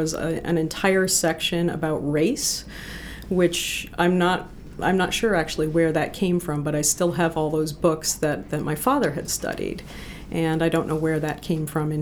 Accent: New Hampshire, United States; moved away as an adult; also born or lived in New Jersey / Boston / Los Angeles; now in Maine, United States; I grew up in New Hampshire. I was born in New Jersey, but my parents went back to the land in 1970.

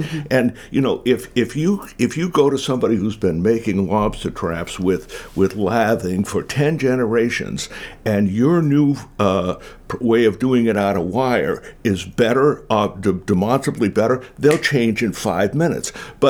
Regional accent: Maine, United States

